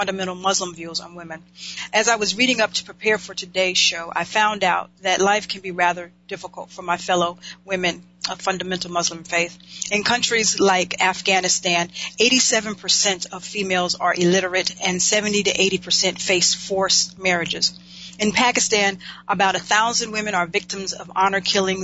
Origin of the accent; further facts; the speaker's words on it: United States; me being an American female